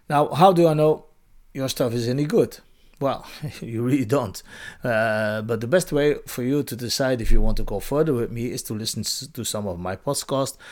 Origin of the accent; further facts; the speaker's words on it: Belgium; moved away; In my home country, Belgium